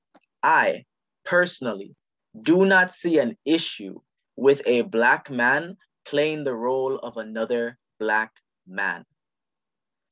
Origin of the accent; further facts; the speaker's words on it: Jamaica; I'm Jamaican.